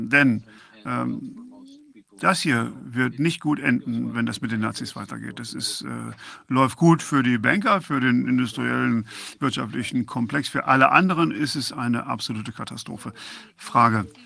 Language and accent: German; Croatia; Ich bin Kroate und ich habe äh, im Balkankrieg 1990 äh, mitgemacht und meine äh, Eltern genauso, halb, halb.